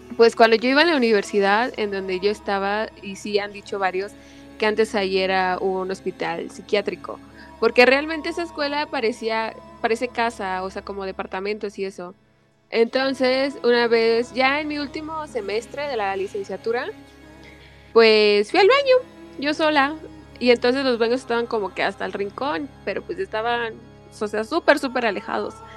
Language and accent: Spanish; Mexico City, Mexico; yo soy aquí de la CDMX en México